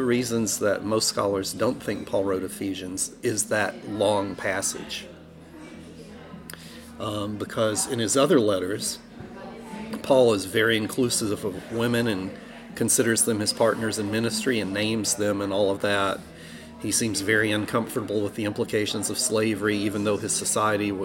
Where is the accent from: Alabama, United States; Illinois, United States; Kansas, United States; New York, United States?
Alabama, United States; moved away; I grew up in Alabama